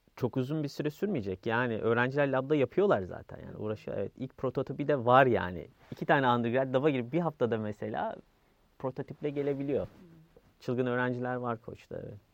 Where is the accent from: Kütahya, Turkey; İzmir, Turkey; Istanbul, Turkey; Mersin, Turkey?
Istanbul, Turkey; Yeniköy; also born or lived in United States; Yani yeni Yeniköylüyüm ben